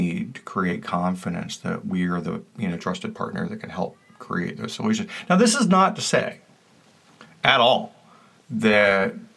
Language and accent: English; the South, United States; I was raised in the South